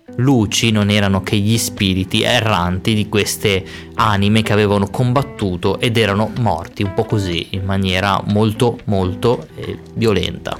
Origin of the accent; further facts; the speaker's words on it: Ciabaudo, Liguria, Italy; dove vengo, da Ciabaudo